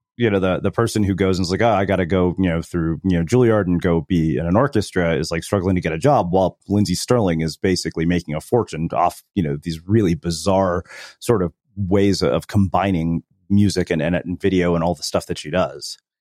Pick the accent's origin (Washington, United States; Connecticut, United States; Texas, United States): Texas, United States; growing up in Texas